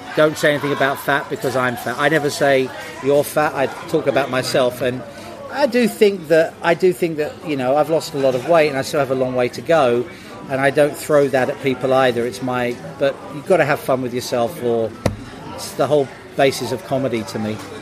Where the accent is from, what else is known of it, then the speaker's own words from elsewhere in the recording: United Kingdom; I'm British